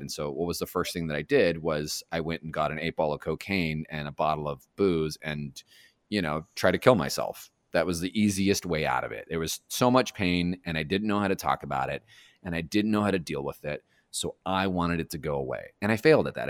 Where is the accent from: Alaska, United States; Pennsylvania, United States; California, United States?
California, United States; Los Angeles; also born or lived in Alhambra, California; I was born in the uh, Garfield Medical Center, which is in Alhambra, and then I grew up in Monterey Park and Echo Park, and just kind of all over there